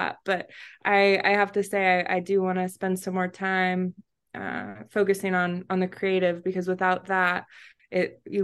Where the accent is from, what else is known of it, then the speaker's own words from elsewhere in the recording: Florida, United States; now in Miami, United States; I grew up in Florida, but we relocated during the pandemic